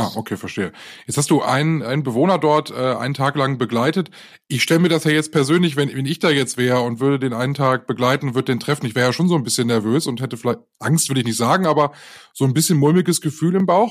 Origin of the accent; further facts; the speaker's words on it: North Rhine-Westphalia, Germany; ich bin ja in der Nähe der Braunkohlegrube aufgewachsen, also als ich noch ein kleines Kind war.